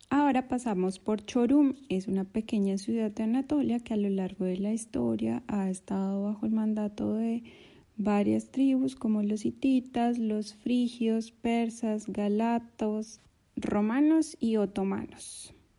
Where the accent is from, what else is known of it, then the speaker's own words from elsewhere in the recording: Colombia; moved away as an adult; now in Turkey; soy colombiana, pero vivo hace un par de años en Turquía